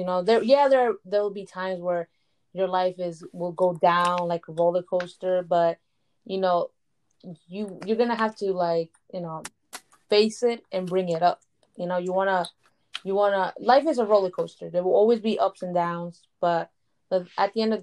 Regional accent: Bridgeport, Connecticut, United States; Bridgeport, Connecticut. But, you know, this is my hometown

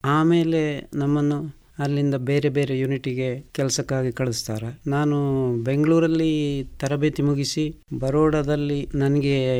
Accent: Puttur, Karnataka, India; ನನ್ನ ಹುಟ್ಟೂರು ಇದೇ ಪುತ್ತೂರು ತಾಲೂಕಿನ ಇರ್ದೇ ಗ್ರಾಮದ ಕುಂಜಿಮೂಲೆ ಮನೆ ನಮ್ಮದು

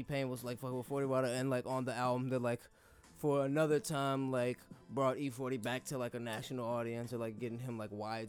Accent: Kansas City, United States; Yo, I'm from Kansas City. I know you fuck with Kansas City. From KC to the Bay.

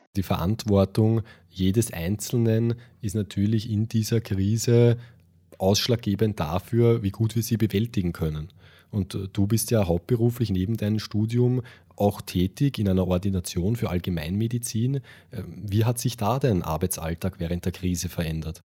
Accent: Austria; wir in Österreich

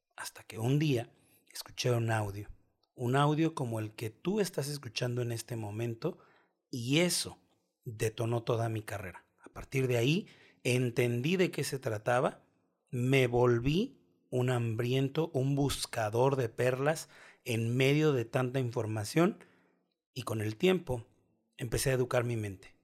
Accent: Guadalajara, Jalisco, Mexico; Soy mexicano, específicamente de la ciudad de Guadalajara. Aquí es donde vivo desde hace 33 años.

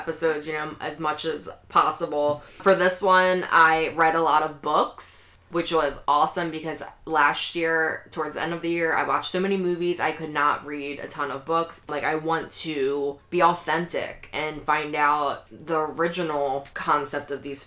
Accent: United States; me being American

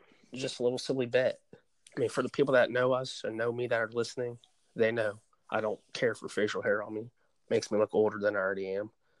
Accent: Ohio, United States; We're from Ohio

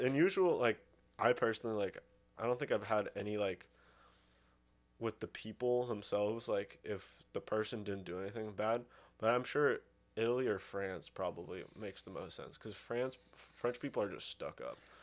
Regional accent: Russia; moved away; also born or lived in Sonoma, California; I was from Russia

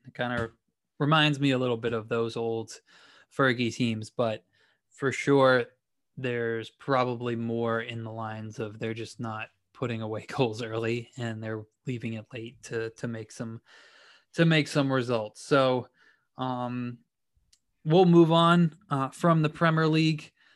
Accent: New England, United States; I grew up in New England

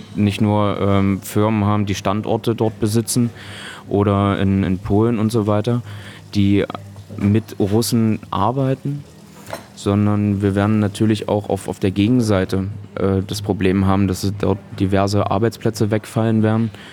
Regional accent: Köthen, Saxony-Anhalt, Germany; meine Heimatstadt Köthen

